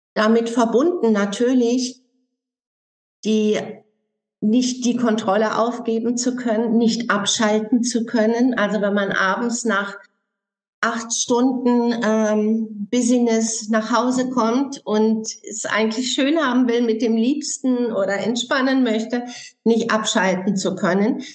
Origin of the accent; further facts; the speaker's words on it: Germany; bei uns in Deutschland